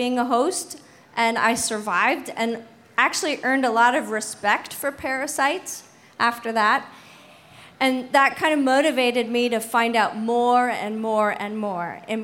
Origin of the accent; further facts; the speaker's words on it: Canada; now in San Francisco, United States; I'm Canadian, eh?